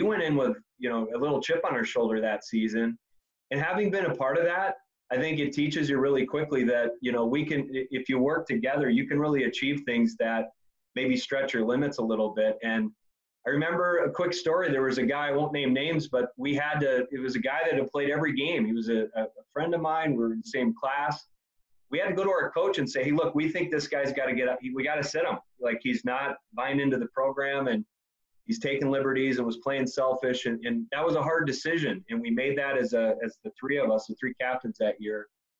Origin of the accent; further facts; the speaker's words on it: Indiana, United States; I grew up in Indiana